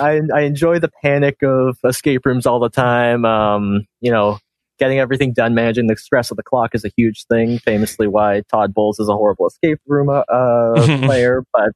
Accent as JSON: {"language": "English", "region": "Ontario", "country": "Canada", "said": "I am from Ontario, Canada."}